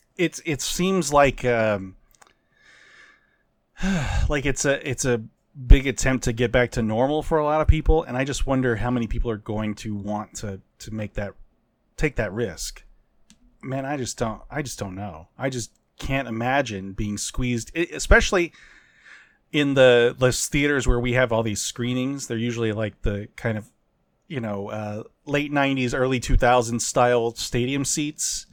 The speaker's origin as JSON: {"language": "English", "country": "United States", "said": "I'm an American"}